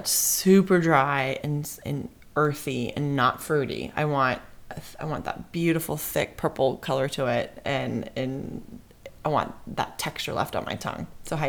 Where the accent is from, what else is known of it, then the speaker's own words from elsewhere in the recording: Bay Area, California, United States; now in San Luis Obispo, United States; I'm from the Bay Area, and you know, it's a nice part of the Bay Area. It was great living, growing up there